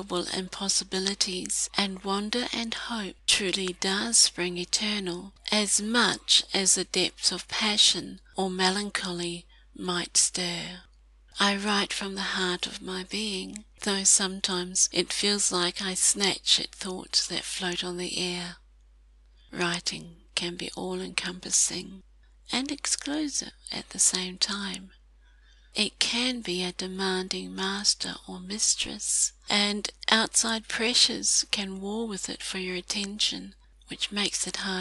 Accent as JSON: {"language": "English", "country": "New Zealand", "said": "As a New Zealander"}